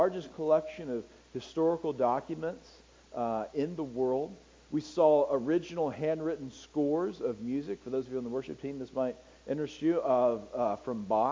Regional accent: United States; I'm an American

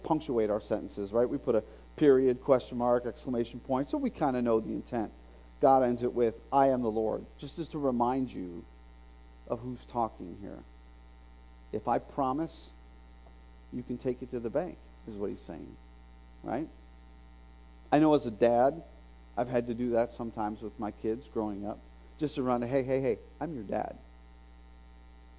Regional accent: Bradenton, Florida, United States; now in Oak Ridge, United States; That's Bradenton, Florida, my hometown

